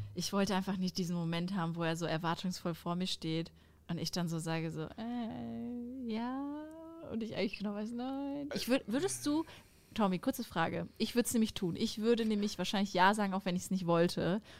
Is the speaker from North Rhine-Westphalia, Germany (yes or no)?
yes; Sauerland, North Rhine-Westphalia, Germany; moved away as an adult; now in Cologne, Germany; Ich wohne jetzt in Köln, aber das Sauerland, das ist einfach meine Heimat.